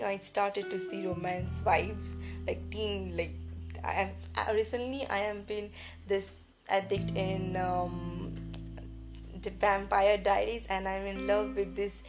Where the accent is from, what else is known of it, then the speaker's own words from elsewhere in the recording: West Bengal, India; I'm from West Bengal